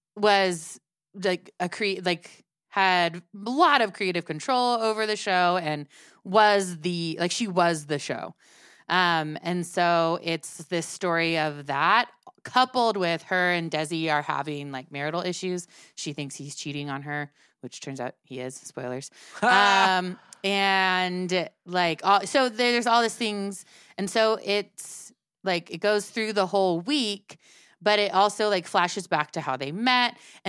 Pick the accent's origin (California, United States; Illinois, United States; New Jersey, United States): Illinois, United States; Chicago; born there; I was born in Chicago.